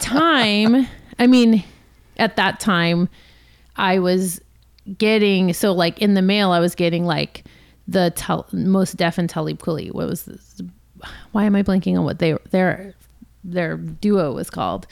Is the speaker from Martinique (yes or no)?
no; Los Angeles, California, United States; also born or lived in San Francisco; born and raised in Los Angeles